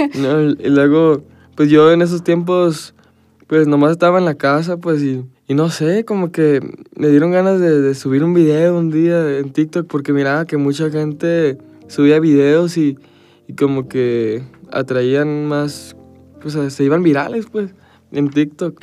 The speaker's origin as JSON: {"language": "Spanish", "country": "United States", "tie": "born or raised there", "said": "nací en Estados Unidos"}